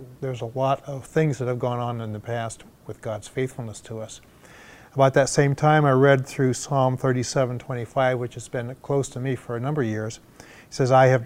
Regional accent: South Bend, Indiana, United States; also born or lived in Texas; I'm a native of South Bend, Indiana. That's home for me

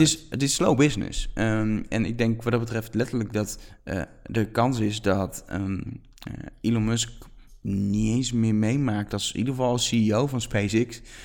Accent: Netherlands; ook als Nederlanders

